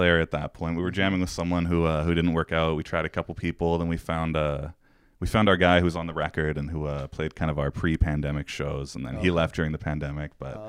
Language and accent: English; Kelowna, British Columbia, Canada; moved away as an adult; also born or lived in Saskatoon, Saskatchewan; I went to high school in Kelowna. Elementary school, Saskatoon.